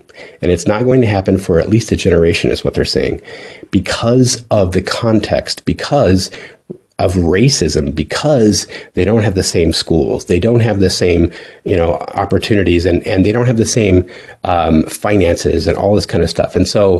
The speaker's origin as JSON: {"language": "English", "region": "the West", "country": "United States", "tie": "born or raised there", "lives_now": "US South", "said": "so I grew up in the West, and I came over here to the South because of the Navy."}